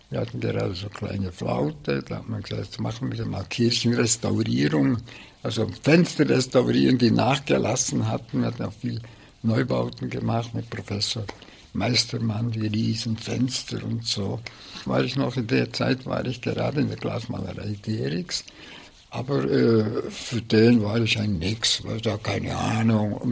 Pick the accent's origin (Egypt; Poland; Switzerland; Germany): Switzerland; Bern; Luzern, aber ich habe nie im Allgäu gewohnt und ich bin in Bern aufgewachsen.